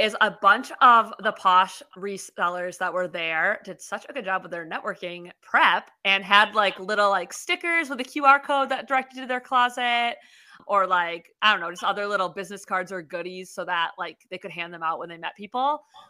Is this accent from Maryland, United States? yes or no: yes; Maryland, United States; I'm from Maryland.